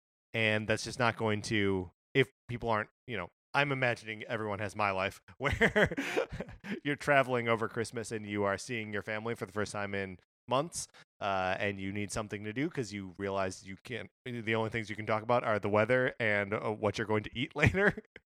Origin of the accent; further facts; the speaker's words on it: Wisconsin, United States; I have like a historical answer that is from all of my time growing up in Wisconsin, just on the other side of the Illinois border, where we would get the TV feeds from both Chicago and Milwaukee, right?